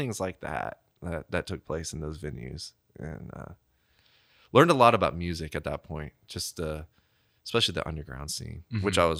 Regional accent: Memphis, Tennessee, United States; if I go to other cities and they ask like, where are you from, Memphis? And people will talk, oh, barbecue.

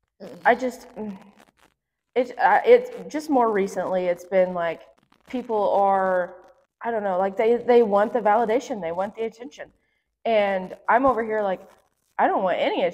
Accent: the South, United States; accent: southern; my southern accent

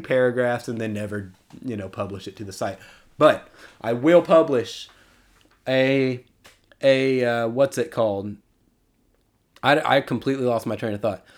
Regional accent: Texas, United States; my hometown team

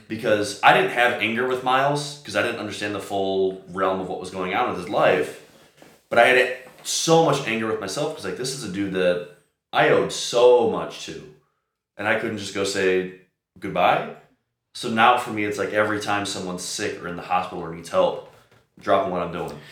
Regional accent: Chicago, Illinois, United States; I'm from Chicago

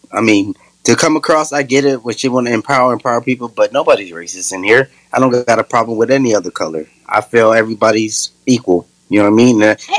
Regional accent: Puerto Rico; moved away; being from Puerto Rico and growing up in the Mexican barrio and all that shit, I realized finally years later, nigga, you black, homie.

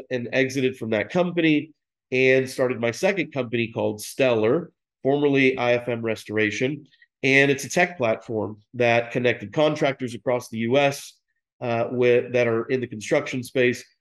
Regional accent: Dallas, Texas, United States; I'm from Dallas, I went to private schools here

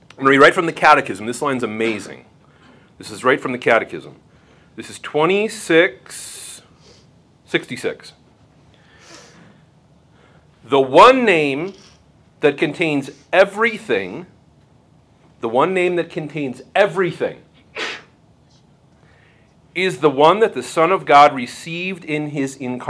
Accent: Bismarck, North Dakota, United States; I am from Bismarck, North Dakota

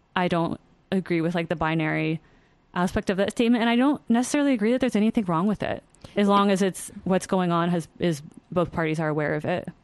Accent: U.S. Virgin Islands; moved away; I'm from the Virgin Islands, and my dad and my stepfamily still live there

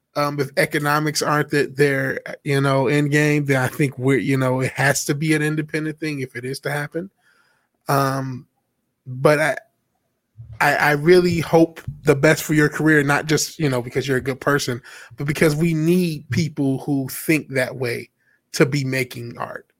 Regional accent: Detroit, Michigan, United States; I'm actually from Detroit

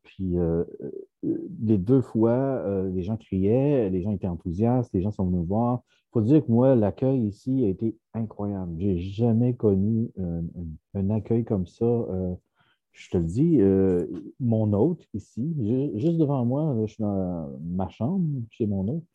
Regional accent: Quebec, Canada; en tant que Québécois

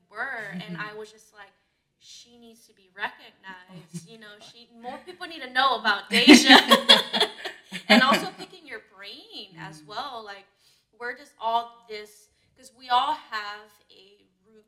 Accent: California, United States; now in Arizona, United States; I'm from the city, I'm from Cali

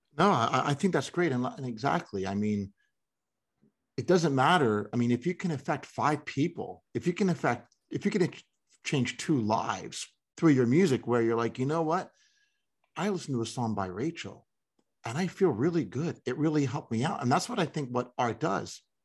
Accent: New Jersey, United States; I'm from New Jersey, too

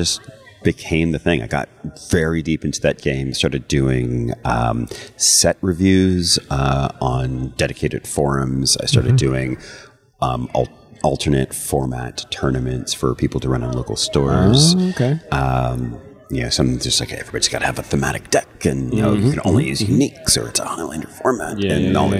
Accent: United States; as an American, I went to public school

